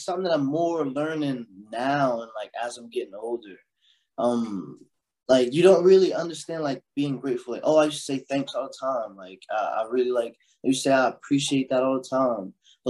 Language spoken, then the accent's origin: English; Chester, Pennsylvania, United States; also born or lived in Delaware; But so growing up in Chester, then moving with my pops to Delaware